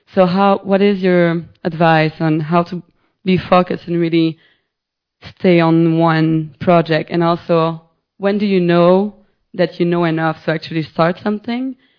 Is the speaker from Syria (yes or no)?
no; Montreal, Quebec, Canada; I'm from Montreal